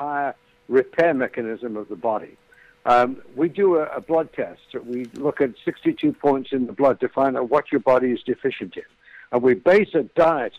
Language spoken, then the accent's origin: English; United Kingdom; moved away as an adult; now in United States; I'm an ex-Brit. I've lived in America 30-some-odd years. I'm an American now.